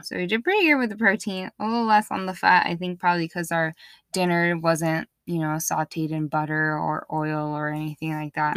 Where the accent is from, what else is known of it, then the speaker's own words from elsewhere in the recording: East Coast, United States; moved away; Growing up in the East Coast